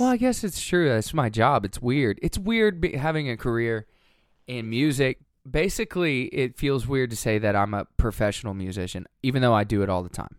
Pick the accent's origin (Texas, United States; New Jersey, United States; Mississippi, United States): Texas, United States; Watauga; also born or lived in Lafayette, Louisiana / Tulsa, Oklahoma / Owasso, Oklahoma; I grew up in Watauga, Texas